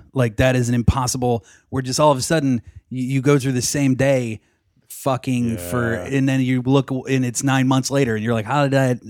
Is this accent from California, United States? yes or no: no; Pittsburgh, Pennsylvania, United States; moved away; also born or lived in New York; I grew up in Pittsburgh.